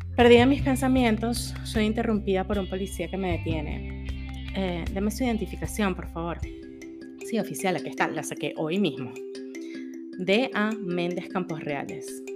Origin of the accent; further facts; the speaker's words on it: Caracas, Capital District, Venezuela; moved away as an adult; now in Houston, United States; yo no soy mexicana, soy venezolana, no soy centroamericana, soy caribeña